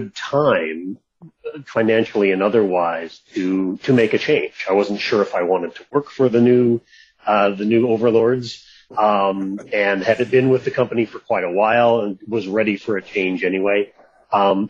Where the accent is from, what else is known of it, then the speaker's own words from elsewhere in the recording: Seattle, Washington, United States; moved away; also born or lived in California; moved back to Seattle